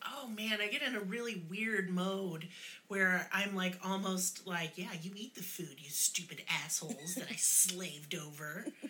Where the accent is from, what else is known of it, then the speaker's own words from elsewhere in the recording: Oklahoma, United States; And I was in Oklahoma schools.